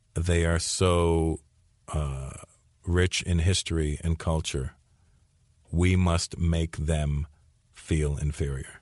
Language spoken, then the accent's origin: English; Canada; growing up in Canada as a minority, and specifically being an Indian kid